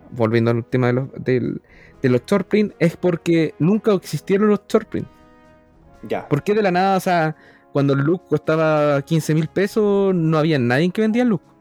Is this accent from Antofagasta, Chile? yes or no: no; Concepción, Biobío, Chile; moved away; also born or lived in Temuco; yo era de Conce